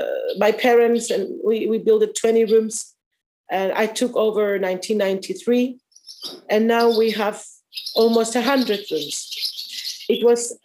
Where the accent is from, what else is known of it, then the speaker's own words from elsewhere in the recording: Paphos, Paphos District, Cyprus; also born or lived in Akamas Peninsula, Cyprus; I was born at Ktima in Paphos, city of Paphos, and we moved very near Akamas Peninsula and the Baths of Aphrodite at 1978.